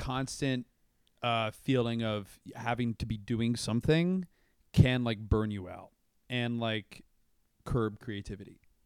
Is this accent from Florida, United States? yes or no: yes; Brandon, Florida, United States; moved away; I'm from, like, a town called Brandon, Florida